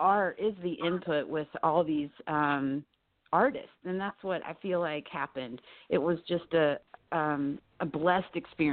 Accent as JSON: {"language": "English", "region": "North Carolina", "country": "United States", "said": "I come from the South, North Carolina, and have a rich legacy with, you know, my family, my grandparents and things."}